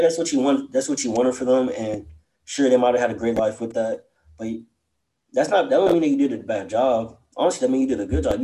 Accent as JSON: {"language": "English", "town": "College Station", "region": "Texas", "country": "United States", "tie": "born or raised there", "said": "growing up in College Station"}